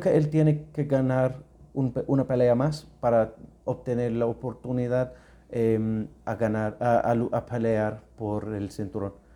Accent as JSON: {"language": "Spanish", "country": "United Kingdom", "also_born_or_lived": "Thailand / Spain", "second_language": "Spanish", "moved": "as an adult", "lives_now": "Ecuador", "said": "soy británico, una mezcla de inglés y escocés"}